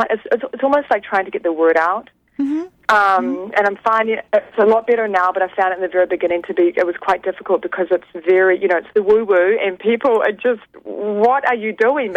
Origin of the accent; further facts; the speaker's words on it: New Zealand; now in Kirkland, United States; Originally from New Zealand, but I've lived in the States for many years.